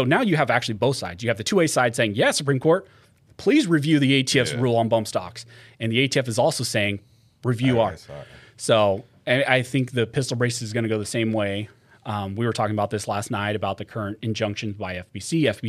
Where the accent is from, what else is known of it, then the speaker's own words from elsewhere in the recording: California, United States; I think just growing up in California, it has to be …, just like what I listen to.